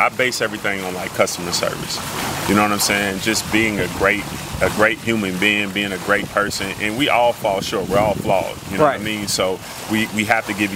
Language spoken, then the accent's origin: English; Lexington, Kentucky, United States; I come from Winburn